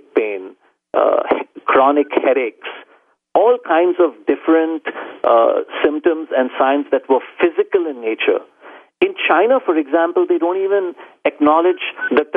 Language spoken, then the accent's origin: English; Mumbai, Maharashtra, India; moved away; I grew up in India, in Bombay.